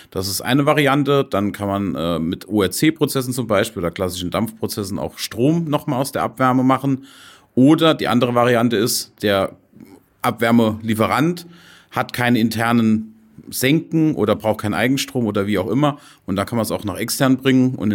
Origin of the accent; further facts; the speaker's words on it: Saarland, Germany; Stahlindustrie, ganz groß, auch bei uns im Saarland, wo ich ja herkomme, ist natürlich auch Stahlindustrie sehr groß.